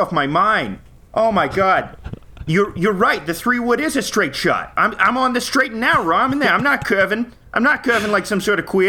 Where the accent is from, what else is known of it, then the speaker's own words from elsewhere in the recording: Boston, Massachusetts, United States; now in Los Angeles, United States; I'm … from L.A., but yeah. I grew up in Boston.